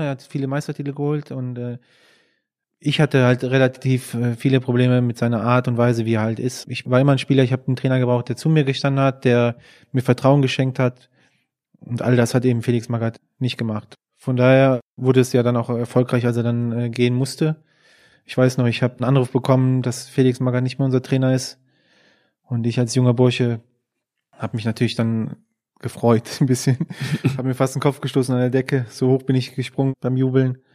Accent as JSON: {"language": "German", "town": "Würselen", "region": "North Rhine-Westphalia", "country": "Germany", "tie": "born or raised there", "said": "ich bin ja in Aachen geboren, also vielmehr in Würselen, das ist ein Stadtteil von Aachen"}